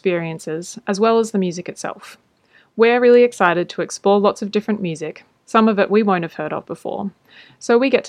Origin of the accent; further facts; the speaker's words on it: Australia; now in The Hague, Netherlands; Chloe's from the States and I'm from Australia, but we're both now based in The Hague in the Netherlands.